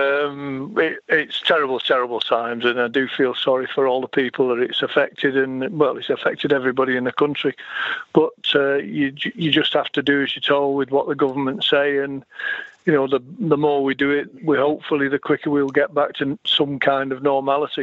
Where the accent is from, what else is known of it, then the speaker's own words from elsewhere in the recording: Sale, North West England, United Kingdom; also born or lived in Manchester / America; I lived out in a place called Sale, southeast Manchester